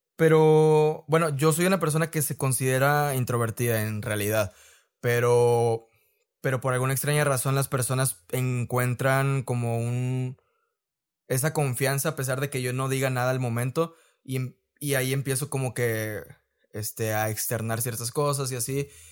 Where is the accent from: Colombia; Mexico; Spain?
Mexico; Reynosa, Tamaulipas; also born or lived in Guanajuato; soy de de Reynosa, tal cual. He vivido casi toda mi vida aquí, a excepción de, un año que estuve viviendo en Guanajuato